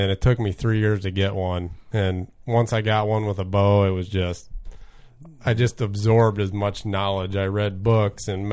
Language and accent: English; Annawan, Illinois, United States; I'm originally from Annawan. That's where I went to high school, and I live in just north of Annawan, like 10 miles